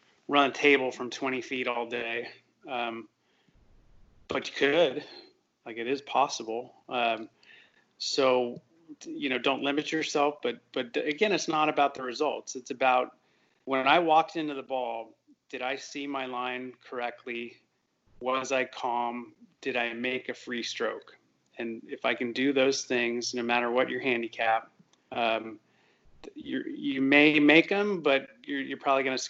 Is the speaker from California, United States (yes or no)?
yes; Northern California, United States; now in Texas, United States; I grew up in California, Northern California